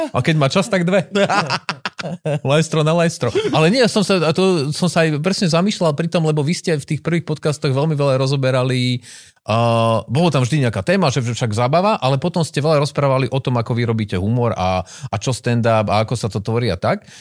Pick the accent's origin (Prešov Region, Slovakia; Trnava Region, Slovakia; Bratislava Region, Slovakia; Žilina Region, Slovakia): Žilina Region, Slovakia; Žilina; Ja som sa narodil v Žiline.